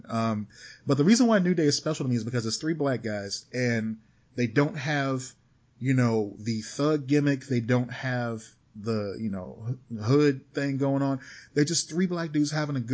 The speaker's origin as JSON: {"language": "English", "region": "Midwest", "country": "United States", "accent": "Midwest"}